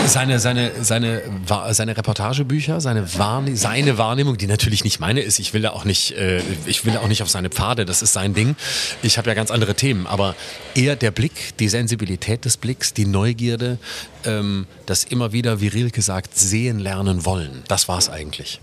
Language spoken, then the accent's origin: German; Lörrach, Baden-Württemberg, Germany; moved away as an adult; also born or lived in Freiburg; now in Berlin, Germany; in Lörrach, wo ich herkomme, bin ich immer Bus und Fahrrad gefahren